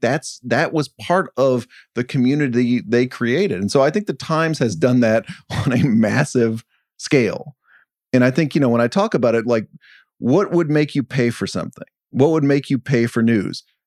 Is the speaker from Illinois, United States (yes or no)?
no; Dallas, Texas, United States; moved away; I grew up in Dallas-Fort Worth